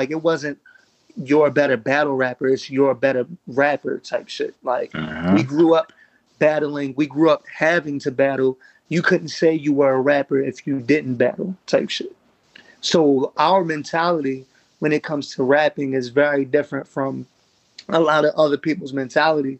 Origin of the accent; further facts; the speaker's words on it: Baltimore, Maryland, United States; I'm from Baltimore